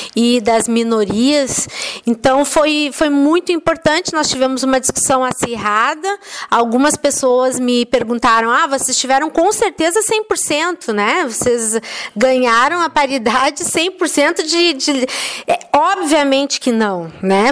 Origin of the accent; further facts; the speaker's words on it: Rio Grande do Sul, Brazil; moved away; also born or lived in Belo Horizonte; eu sou uma gaúcha, eu sou meio andarilha